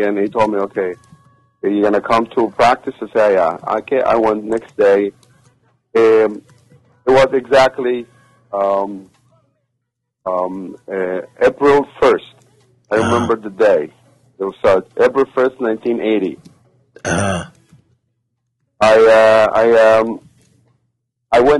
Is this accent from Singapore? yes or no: no; Egypt; English is a second language; moved away as an adult; also born or lived in Qatar; now in United States; I was wrestler. I'm from Egypt